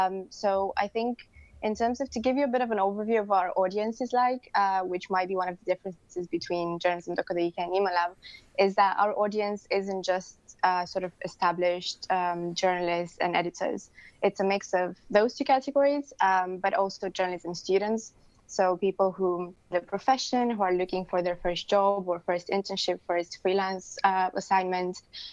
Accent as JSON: {"language": "English", "country": "Romania", "moved": "yes", "lives_now": "Brighton, United Kingdom", "said": "the name, I'm from Romania, which is why the name has those weird symbols on top of it."}